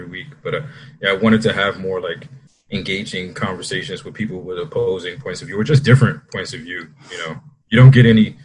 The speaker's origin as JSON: {"language": "English", "town": "Washington", "region": "District of Columbia", "country": "United States", "moved": "as an adult", "lives_now": "Austin, United States", "said": "I'm originally from Washington, D.C."}